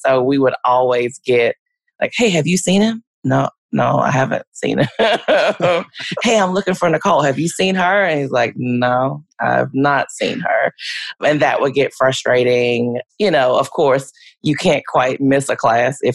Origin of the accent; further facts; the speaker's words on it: Louisiana, United States; moved away as an adult; now in Oklahoma, United States; I grew up in Louisiana